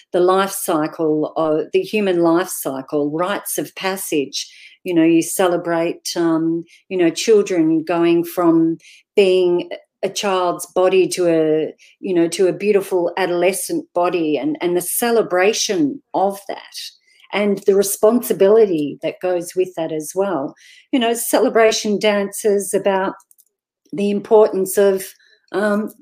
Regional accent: Jan Juc, Victoria, Australia; I'm from Janjuk. I live in Janjuk.

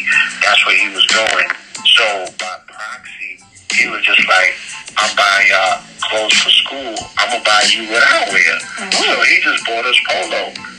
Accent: St. Croix, U.S. Virgin Islands; also born or lived in Bronx, United States; And like I said, I was born in the Bronx, so I had a lot of time in the Bronx or Harlem. I left for St. Croix when I was

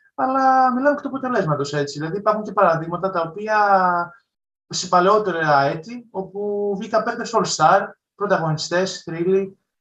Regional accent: Patras, Western Greece, Greece; τη πόλη μου που υποστηρίζω από όλων Πάτρα

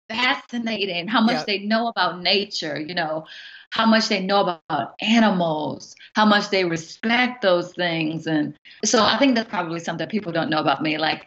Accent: Southern Virginia, United States; moved away as an adult; now in Oklahoma City, United States; am a mama of two. I have a wonderful husband, and I'm from Southern Virginia. And so I migrated to Oklahoma City about 3.5 years ago.

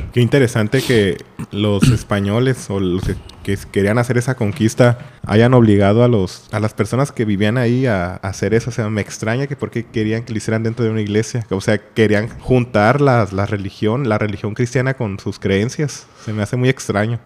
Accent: Mexico; me identifico como mexicano

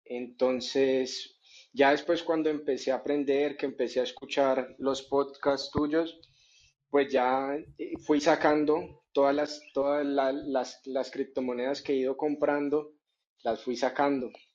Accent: Colombia; aquí en mi país, yo estoy en Colombia

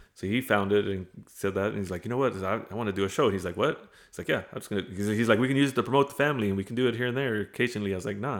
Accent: Premont, Texas, United States; moved away as an adult; also born or lived in Hebbronville, Texas; now in Kingsville, United States; I claim Fremont as my hometown

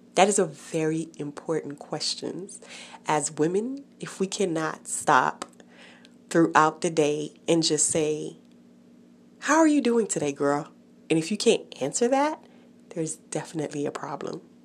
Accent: Haiti; moved away; I was born in Haiti, so I remember the neighbors talking about her in the village where I lived

